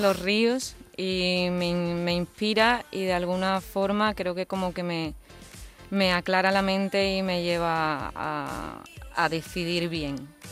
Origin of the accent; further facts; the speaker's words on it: Seville, Andalusia, Spain; soy una chica sevillana